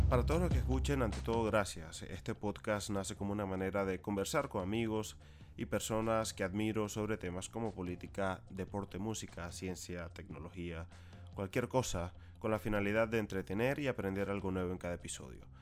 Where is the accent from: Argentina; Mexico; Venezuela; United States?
Venezuela; como venezolano